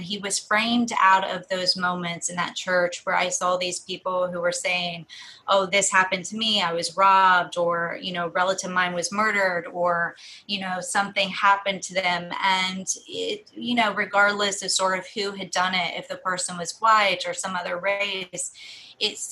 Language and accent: English; Southern Ohio, United States; when I was growing up in Southern Ohio in the 90s